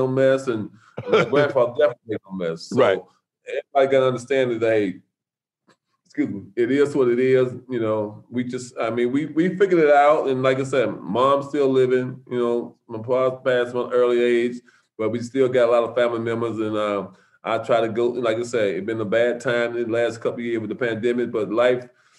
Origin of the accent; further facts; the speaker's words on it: Alabama, United States; I came from Alabama to play peewee ball.